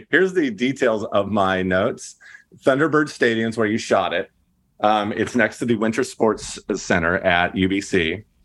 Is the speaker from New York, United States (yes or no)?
no; Inland Empire, California, United States; I grew up in the Inland Empire.